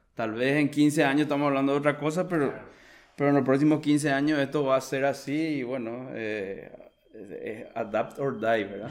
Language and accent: Spanish; Paraguay; yo soy un profesional paraguayo también